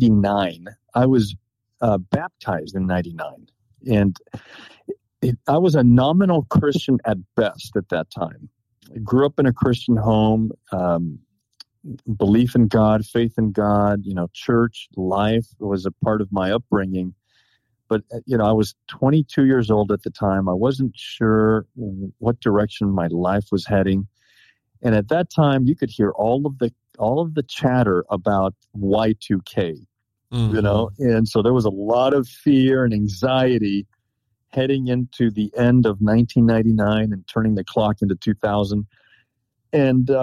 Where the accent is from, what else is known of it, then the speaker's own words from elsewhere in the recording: Los Angeles, California, United States; moved away as an adult; also born or lived in Sacramento, California / Tennessee; now in Maryland, United States; I'm originally from Los Angeles, California. I lived in Southern California and then in Sacramento, Northern California, before I went off to school in Tennessee